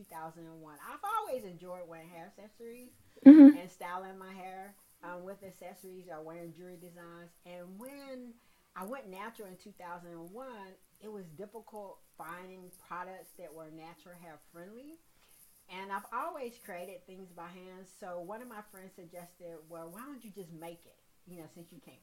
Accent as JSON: {"language": "English", "town": "Salisbury", "region": "North Carolina", "country": "United States", "tie": "born or raised there", "also_born_or_lived": "Greensboro, North Carolina", "said": "born and raised in Salisbury."}